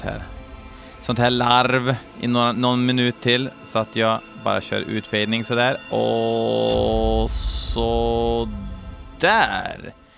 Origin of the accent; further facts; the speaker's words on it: Skoghall, Värmland, Sweden; jag är från Skoghall